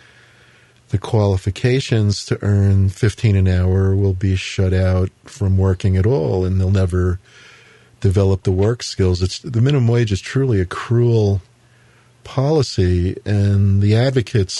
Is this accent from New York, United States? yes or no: yes; New York City, New York, United States; moved away; I grew up in Queens, I originally came from Queens